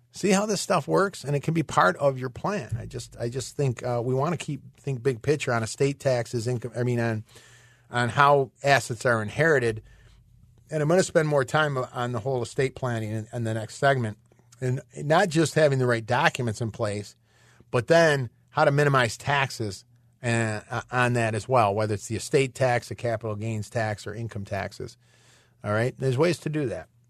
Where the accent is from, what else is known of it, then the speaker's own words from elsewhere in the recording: Michigan, United States; moved away; I'm originally from Michigan